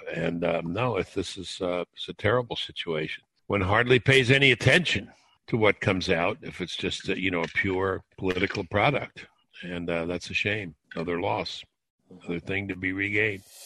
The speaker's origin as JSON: {"language": "English", "town": "New York City", "region": "New York", "country": "United States", "tie": "born or raised there", "moved": "yes", "lives_now": "near Washington, United States", "said": "I grew up in Brooklyn, New York, uh, live very close to Washington now"}